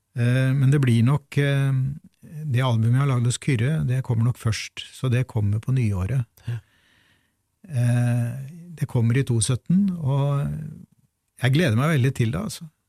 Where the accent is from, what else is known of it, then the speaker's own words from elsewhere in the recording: Fredrikstad, Østfold, Norway; moved away; jeg i sin tid ble født og vokste opp i Fredrikstad